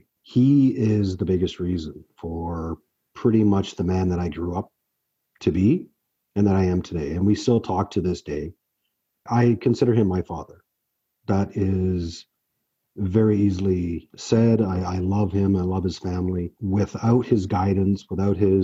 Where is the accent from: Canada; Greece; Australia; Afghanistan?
Canada; Oakville, Ontario; also born or lived in Brampton, Ontario; I was born in Brampton, raised in Oakville.